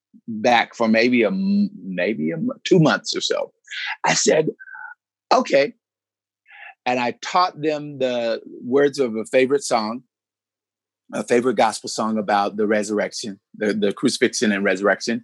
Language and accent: English; United States; moved away as an adult; also born or lived in Chicago; growing up in small town USA, when I moved to Chicago